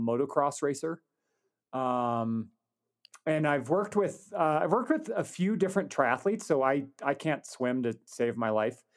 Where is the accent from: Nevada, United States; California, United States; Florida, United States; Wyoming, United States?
Wyoming, United States; I was from Wyoming, so I could get, resident tuition